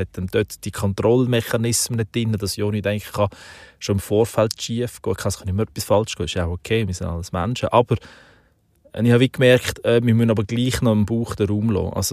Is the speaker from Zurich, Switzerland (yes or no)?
no; Aargau, Switzerland; Ich bin eben auf dem Land aufgewachsen, so in der Kornkammer von der Schweiz, also